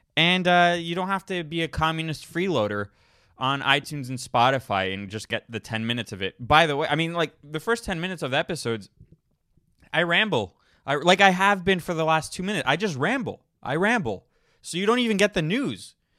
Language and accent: English; Florida, United States; moved away; I grew up in Florida